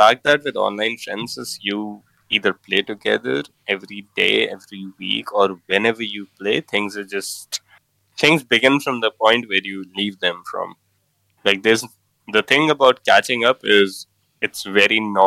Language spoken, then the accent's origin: English; India; I'm from India